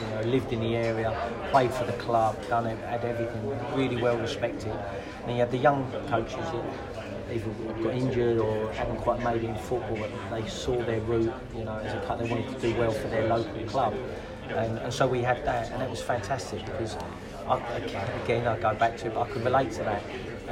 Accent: England, United Kingdom; also born or lived in Spain; me coming in as an English person

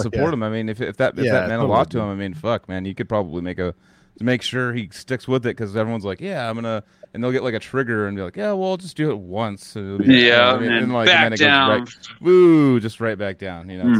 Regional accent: Albuquerque, New Mexico, United States; I'm from Albuquerque, by the way. My whole family's from Albuquerque.

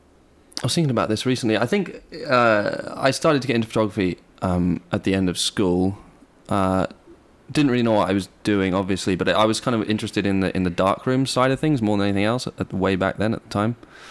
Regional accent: Bristol, South West England, United Kingdom; also born or lived in New York / Pacific Northwest; Yeah, I grew up in England for the most part. In Southwest England, in Bristol. I also lived in the States.

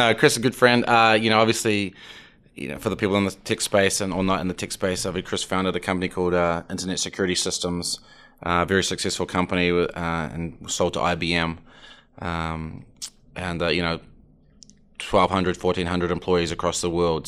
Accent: New Zealand; now in Atlanta, United States; I'm from New Zealand

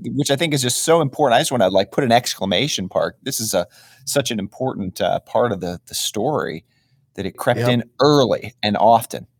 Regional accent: Atlanta, Georgia, United States; my hometown of Atlanta

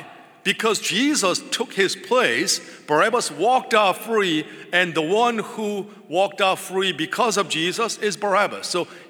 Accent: England, United Kingdom; I'm English, and that meant that when I was born, I was baptized into the Church of England.

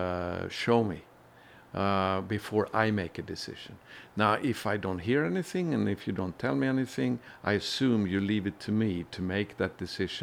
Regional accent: Sweden; I was born in Sweden and grew up in a Christian home

